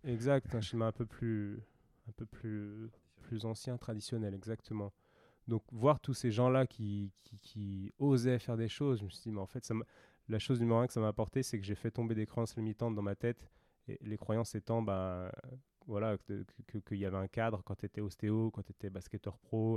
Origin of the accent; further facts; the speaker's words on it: France; en tant que Français qui a fait une école d'ostéo